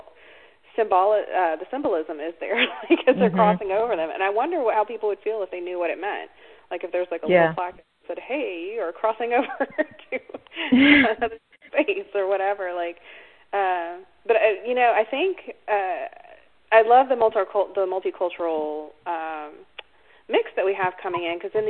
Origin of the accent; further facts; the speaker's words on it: North Carolina, United States; now in Alabama, United States; when I was growing up in North Carolina